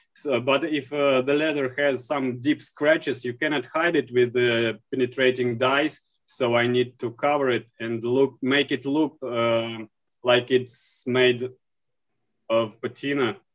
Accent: Saint Petersburg, Russia; I'm from St. Petersburg, Russia

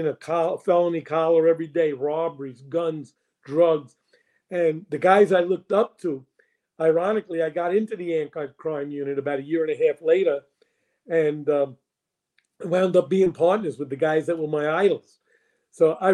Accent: New York City, New York, United States; I grew up in the North Bronx in the Kingsbridge concourse area

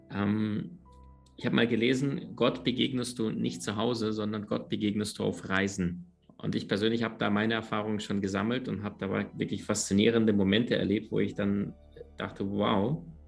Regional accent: Crimea, Ukraine; moved away; also born or lived in Siberia / Berlin / United States / Andalusia; aufgewachsen oder geboren in Sibirien, aufgewachsen dann ein paar tausend Kilometer weiter westlich auf der Halbinsel Krim.

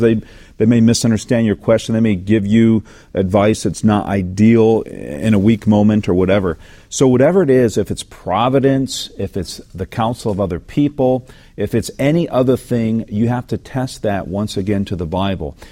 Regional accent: the South, United States; growing up in the South

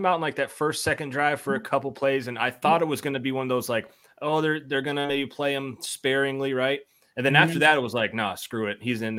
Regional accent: Monroe, Georgia, United States; I'm from Monroe.

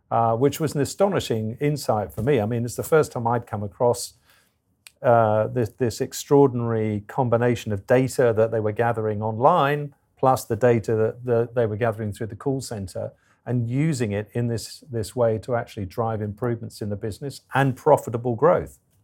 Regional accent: England, United Kingdom; I'm English

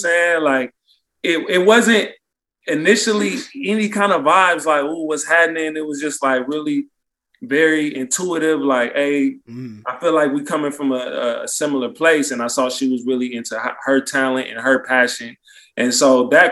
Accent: Oakland, California, United States; I'm from East Oakland

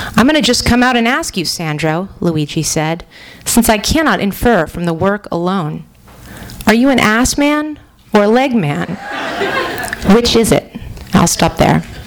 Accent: San Francisco, California, United States; I grew up in San Francisco

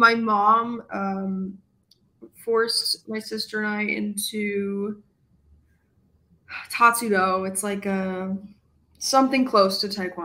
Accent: Rochester, New York, United States; moved away as an adult; now in Syracuse, United States; I grew up in Rochester, and I still, you know, that's my home family

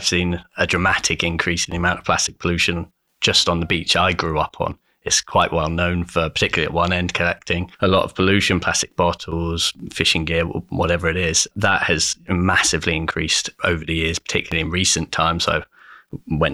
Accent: Perranporth, South West England, United Kingdom; I grew up in Cornwall in Perranporth.

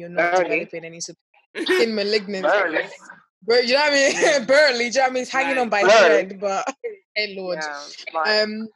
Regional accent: Nigeria; moved away; I grew up in Nigeria for about 9 years of my life and of my formative years

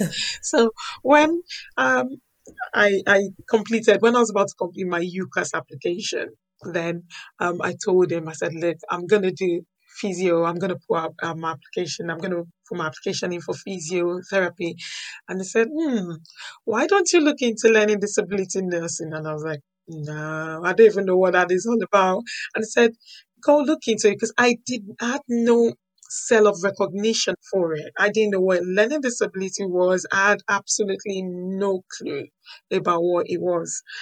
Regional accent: Nigeria; moved away as an adult; now in United Kingdom; I was born in Nigeria, I grew up in Nigeria

